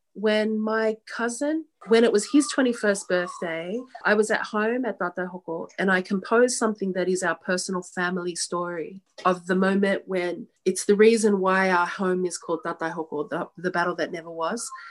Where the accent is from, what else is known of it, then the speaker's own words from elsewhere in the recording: Sydney, New South Wales, Australia; I'm Australian born. I was born here in um, Sydney, Australia